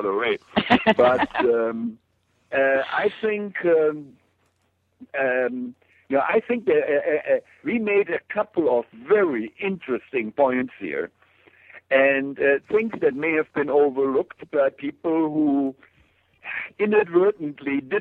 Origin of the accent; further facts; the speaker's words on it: Germany; moved away; I grew up in Germany during a time, like I said, there were no plastics